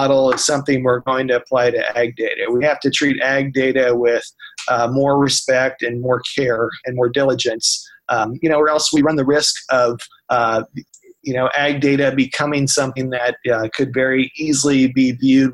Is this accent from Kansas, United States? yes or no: yes; Marion County, Kansas, United States; I grew up in Marion County, which is, Marion is the county seat.